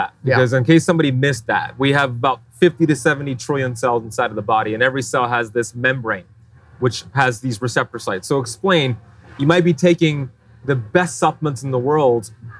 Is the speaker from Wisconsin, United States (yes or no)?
no; Miami, Florida, United States; You're vacationing in my hometown, Miami.